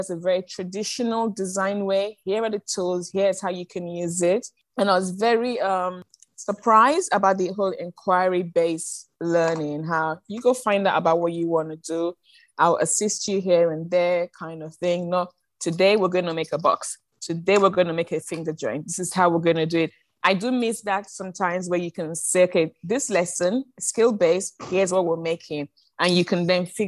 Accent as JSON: {"language": "English", "region": "London", "country": "United Kingdom", "moved": "as an adult", "lives_now": "China", "said": "I'm from London. I taught in a greater London school"}